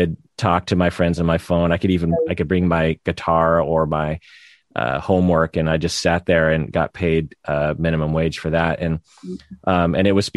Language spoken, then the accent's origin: English; United States; As a Japanese American